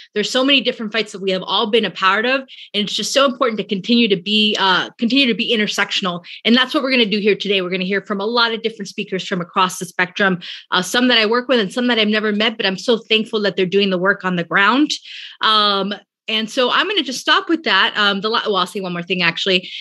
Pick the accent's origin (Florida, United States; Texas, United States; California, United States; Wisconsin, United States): California, United States; Bay Area; also born or lived in San Francisco / Oakland; I myself am from the Bay Area. I lived many years in San Francisco and now many years in Oakland